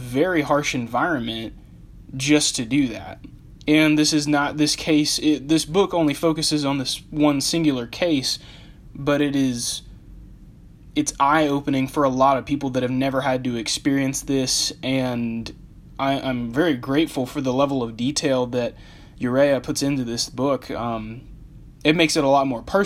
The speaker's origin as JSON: {"language": "English", "country": "United States", "tie": "born or raised there", "also_born_or_lived": "Phoenix, Arizona", "said": "I was born and raised in the United States"}